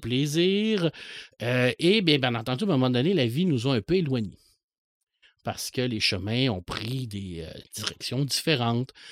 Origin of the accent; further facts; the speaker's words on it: Saguenay, Quebec, Canada; moved away as an adult; now in Rivière-du-Loup, Canada; Je suis natif de Ville-de-l'Abbé, je suis un gars du Saguenay.